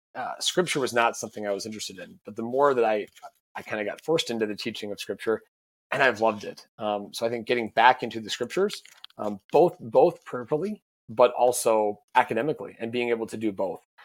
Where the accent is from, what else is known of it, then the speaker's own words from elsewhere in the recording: Sioux Falls, South Dakota, United States; also born or lived in St. Louis; I'm from Sioux Falls